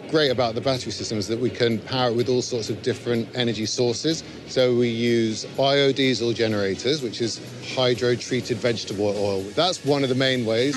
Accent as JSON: {"language": "English", "town": "Adelaide", "region": "South Australia", "country": "Australia", "tie": "born or raised there", "said": "my hometown of Adelaide"}